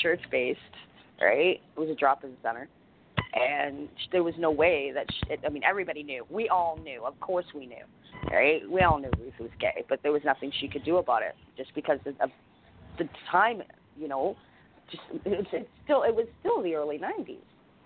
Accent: Toronto, Ontario, Canada; I am from Toronto

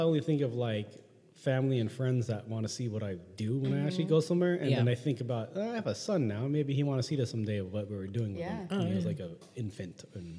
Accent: San Diego, California, United States; I'm from San Diego.

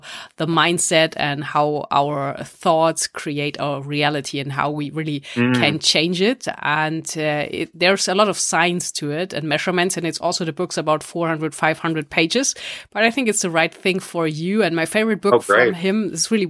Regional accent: Stuttgart, Baden-Württemberg, Germany; Stuttgart, my hometown in Germany

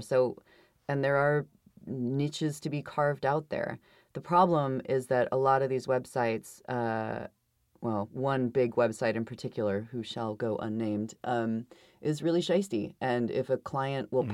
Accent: Idaho, United States; I'm from Idaho

